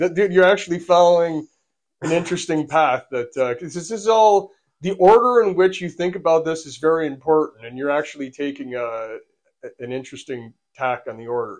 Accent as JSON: {"language": "English", "country": "United States", "also_born_or_lived": "Buffalo Niagara Region, New York", "accent": "American", "said": "we're American from our accent"}